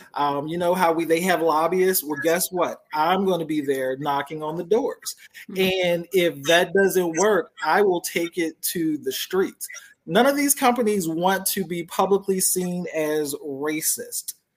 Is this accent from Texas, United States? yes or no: no; Philadelphia, Pennsylvania, United States; now in Georgia, United States; I grew up in Philly